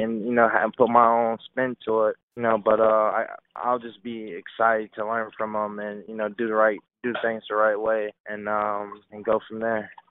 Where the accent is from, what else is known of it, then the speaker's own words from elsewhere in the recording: Delray Beach, Florida, United States; I'm from Delray Beach, Florida a lot of people don't know I'm born and raised in Delray Beach